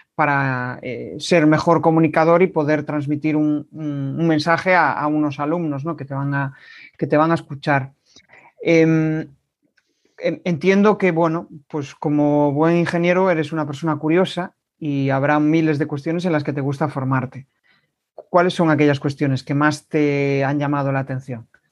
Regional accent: Galicia, Spain; accent: gallego; mi acento es gallego de pura cepa

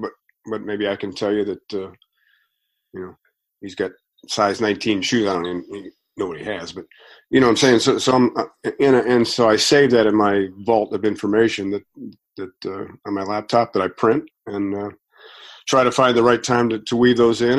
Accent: Strongsville, Ohio, United States; when I lived in growing up in Strongsville

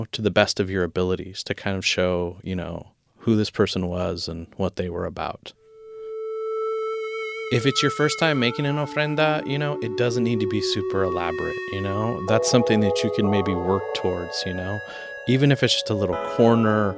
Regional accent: United States; Growing up in the United States

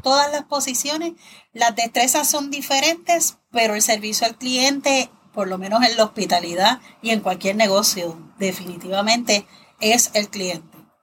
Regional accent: Toa Baja, Puerto Rico; also born or lived in San Juan, Puerto Rico; yo nací en San Juan, pero he vivido en Toa Baja toda mi vida.

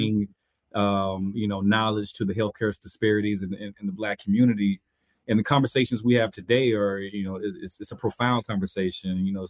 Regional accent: the South, United States; We're both from the South. I'm from the South.

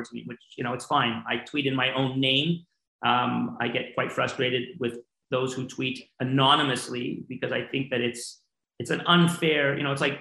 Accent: Montreal, Quebec, Canada; now in Seattle, United States; I love my hometown of Montreal

